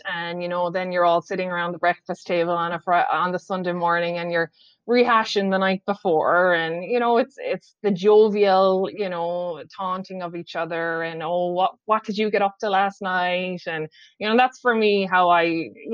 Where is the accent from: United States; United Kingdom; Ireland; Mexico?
Ireland; also born or lived in Whitby, Ontario, Canada; now in Canada; us Irish people